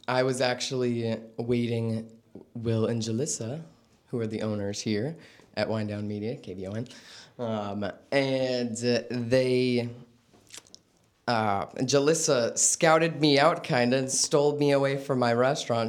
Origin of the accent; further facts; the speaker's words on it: Vallejo, California, United States; born and raised.